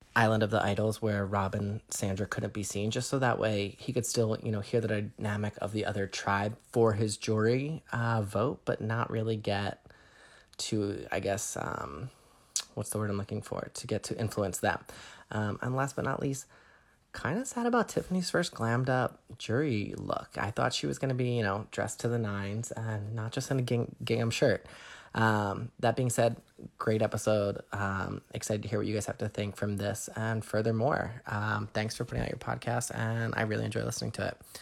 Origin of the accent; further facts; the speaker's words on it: suburbs of Philadelphia, Pennsylvania, United States; I recently relocated back to my hometown in the suburbs of Philly